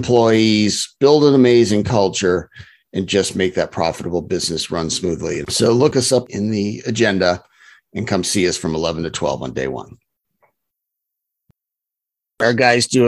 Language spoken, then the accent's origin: English; California, United States; we're from California